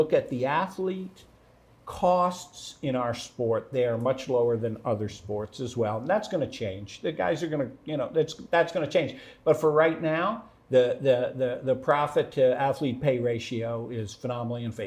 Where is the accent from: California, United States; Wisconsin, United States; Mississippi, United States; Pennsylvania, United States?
Pennsylvania, United States; Philadelphia; I grew up in Philadelphia